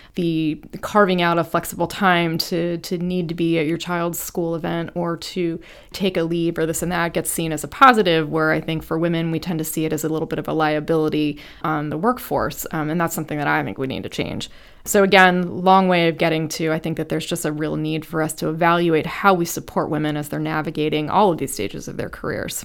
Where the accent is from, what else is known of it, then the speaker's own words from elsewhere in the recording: Ohio, United States; I started working for my hometown Congresswoman Deborah Price from Ohio.